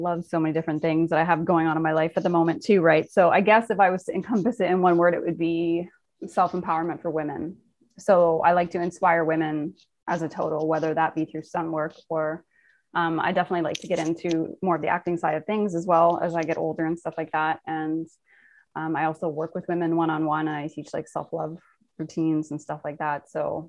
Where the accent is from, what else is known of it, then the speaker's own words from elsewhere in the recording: Nova Scotia, Canada; born there; now in Toronto, Canada; I am Canadian. Yeah. I was born in Nova Scotia and living in Toronto right now.